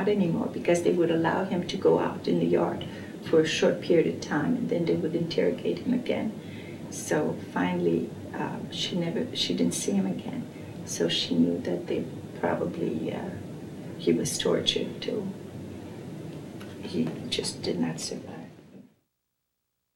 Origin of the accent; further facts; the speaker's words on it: Brussels, Brussels-Capital Region, Belgium; moved away; I was born in Brussels, Belgium, in 1935.